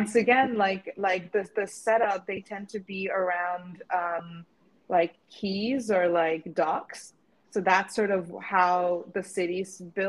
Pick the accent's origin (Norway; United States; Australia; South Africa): Norway; Stavanger, Rogaland; now in Nottingham, United Kingdom; Like I grew up in Stavanger, like I mentioned, and just so that's like the west coast, like the southwest coast.